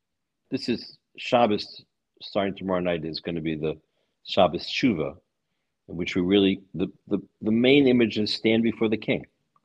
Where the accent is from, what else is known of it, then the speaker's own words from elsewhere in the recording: United States; now in Budapest, Hungary; I'm an American, of course, not a Hungarian.